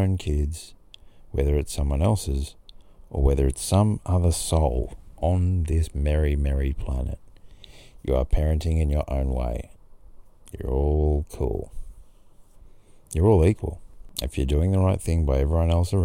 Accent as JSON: {"language": "English", "town": "Grafton", "region": "New South Wales", "country": "Australia", "tie": "born or raised there", "also_born_or_lived": "Sydney", "said": "in Grafton, my hometown"}